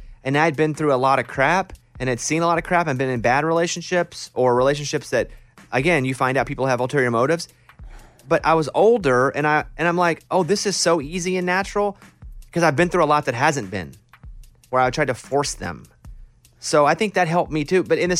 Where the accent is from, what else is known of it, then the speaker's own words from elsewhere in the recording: Arkansas, United States; I mean, I grew up in Arkansas. She grew up in Oklahoma.